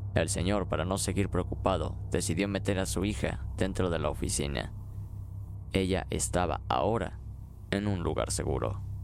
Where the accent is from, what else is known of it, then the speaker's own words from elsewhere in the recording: Aguascalientes, Mexico; mi ciudad natal, Aguascalientes.